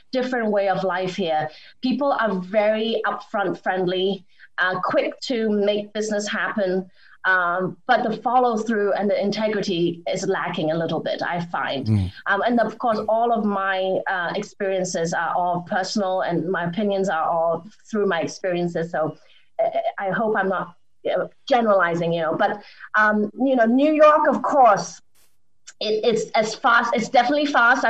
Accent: England, United Kingdom; moved away as an adult; also born or lived in Hong Kong / Boston, United States; now in Los Angeles, United States; I grew up in Hong Kong and in England.

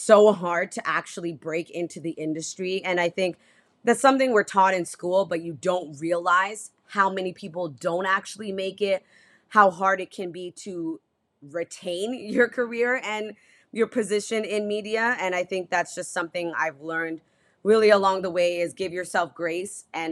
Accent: Toronto, Ontario, Canada; moved away as an adult; also born or lived in Prince Albert, Saskatchewan / Regina, Saskatchewan; now in Halifax, Canada; I'm born and raised in Toronto

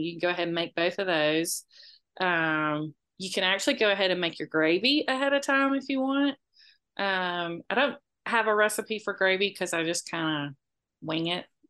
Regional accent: Moultrie, Georgia, United States; I grew up in Moultrie most of my life, which was an hour away

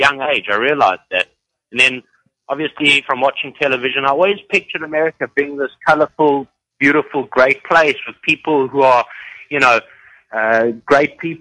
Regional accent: South Africa; moved away as an adult; now in United States; I'm from South Africa, which is a third world country.

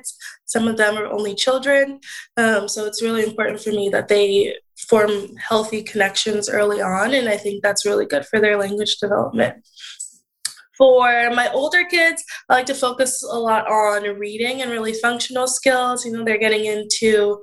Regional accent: New Jersey, United States; also born or lived in Indiana; when I come back home from Indiana to New Jersey, I would still shadow SLPs here in the area, New Jersey.

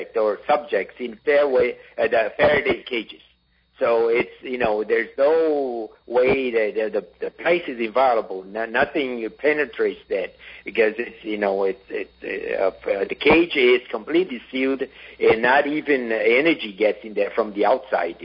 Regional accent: Brazil; in Brazil, or my home country

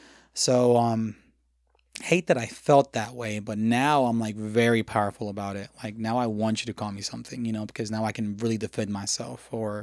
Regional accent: the South, United States; growing up in the South, being named …, or in this case, …, was kind of hard, you know? So I grew up really embarrassed of my name.

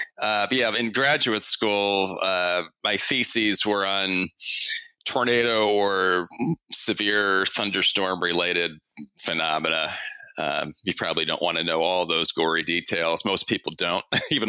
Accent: Northeast, United States; growing up in the Northeast and during 4 years of walking across the Penn State campus through the cloudy

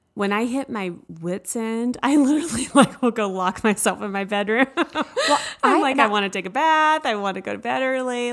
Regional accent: the South, United States; I was raised in the South

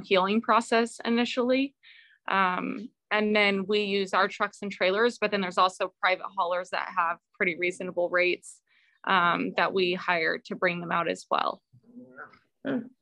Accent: Bakersfield, California, United States; I'm from Bakersfield, California, and I run a nonprofit horse rescue organization

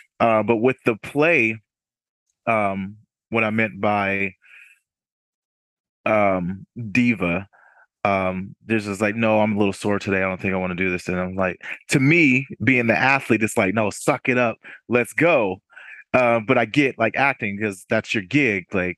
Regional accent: Newburgh, New York, United States; born there; also born or lived in Washington State / Germany; Yeah, I was born in Newburgh, New York, upstate New York. Military brat, moved around a little bit from Washington State and then in Germany for 7 years.

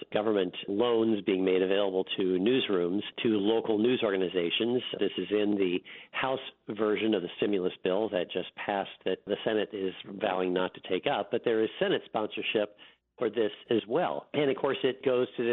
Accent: South Dakota, United States; moved away; when I was a kid growing up in South Dakota

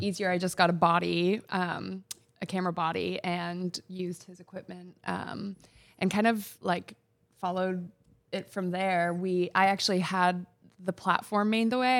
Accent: Freeport, Maine, United States; I grew up in Freeport

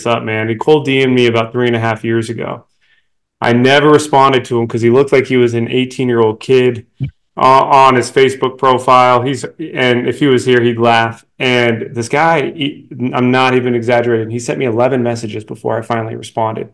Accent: Denver, Colorado, United States; here in Denver, my hometown

